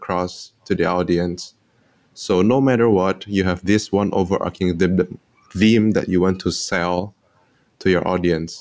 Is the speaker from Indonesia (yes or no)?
yes; Indonesia; now in Singapore; I am from Indonesia, but currently based in Singapore